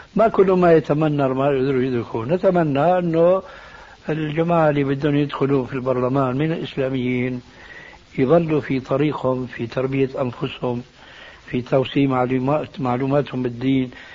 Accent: Syria; عندنا في الشام

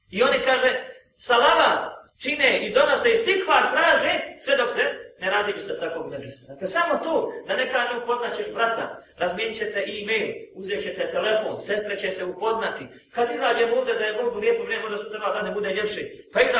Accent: Bosnia & Herzegovina; now in Austria; što kažu kod nas u Bosni

